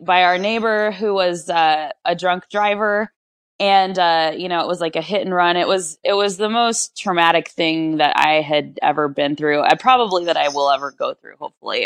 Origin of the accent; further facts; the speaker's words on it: Rancho Cucamonga, California, United States; I was born and raised in Rancho Cucamonga, which is a suburb in Southern California